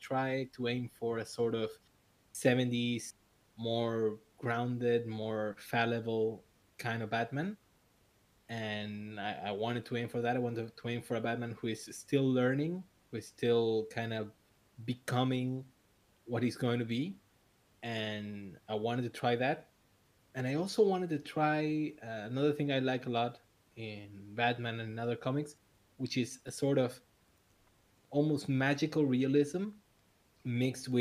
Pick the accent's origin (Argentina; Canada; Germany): Argentina; Buenos Aires; I'm from Buenos Aires, Argentina